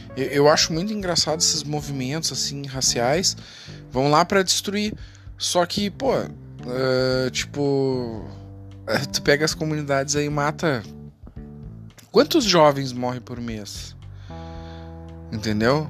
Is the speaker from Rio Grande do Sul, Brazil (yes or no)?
yes; Porto Alegre, Rio Grande do Sul, Brazil; sou de Porto Alegre